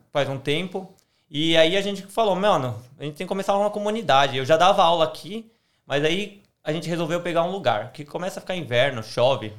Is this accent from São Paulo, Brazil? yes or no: yes; São Paulo, Brazil; moved away as an adult; also born or lived in Melbourne, Australia; now in Australia; sou paulista também